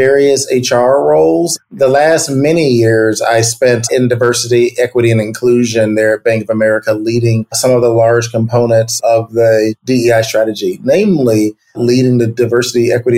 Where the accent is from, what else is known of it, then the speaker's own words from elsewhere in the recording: Chicago, Illinois, United States; also born or lived in Iowa; I grew up in Chicago